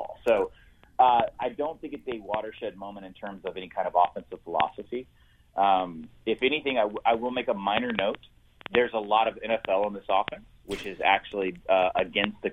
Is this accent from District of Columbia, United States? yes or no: yes; Washington, District of Columbia, United States; also born or lived in Georgia / Mississippi; now in Nashville, United States; I'm from Georgia. My dad was an FBI agent, so I grew up in the Beltway